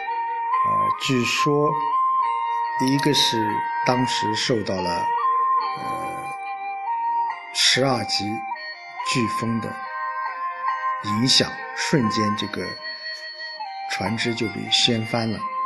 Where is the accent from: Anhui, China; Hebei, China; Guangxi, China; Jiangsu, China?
Anhui, China; 作为安徽人，我们很骄傲啊！